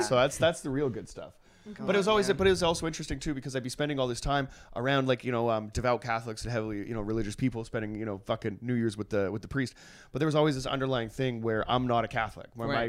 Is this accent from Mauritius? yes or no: no; Trail, British Columbia, Canada; Roman Catholic Church, yeah, St. Mary's in Trail, BC. Shout out to that place. But we would go. There's a few places in my hometown